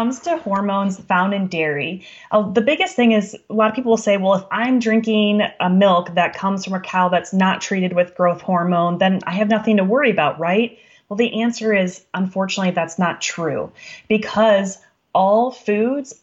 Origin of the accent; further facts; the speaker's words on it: Wisconsin, United States; I'm from Wisconsin